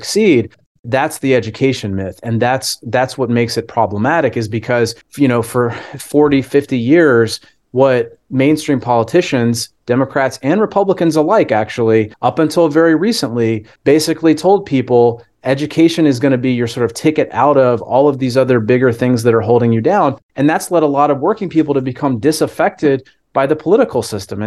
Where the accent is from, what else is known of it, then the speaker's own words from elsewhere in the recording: Wisconsin, United States; my home state of Wisconsin